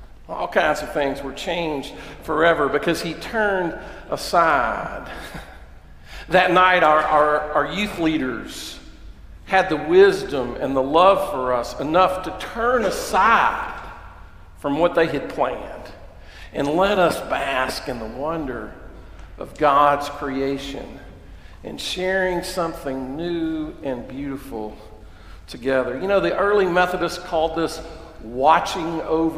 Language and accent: English; Fayette County, Kentucky, United States; we watched those cars creeping up Clay's Mill Road, and we thought, no school tomorrow in Fayette County. And I got to tell you, that's the best Bible study I remember as a middle schooler